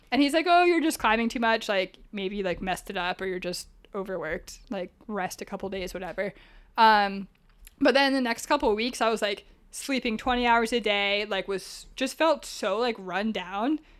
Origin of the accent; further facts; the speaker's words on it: Northeast, United States; now in San Diego, United States; Like, I came from the Northeast, so I landed in San Diego with like an attitude problem